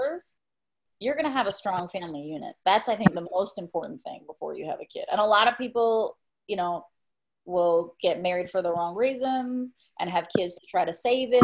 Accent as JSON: {"language": "English", "country": "Mexico", "tie": "born or raised there", "moved": "yes", "said": "my dad's Spanish, and I grew up in Mexico"}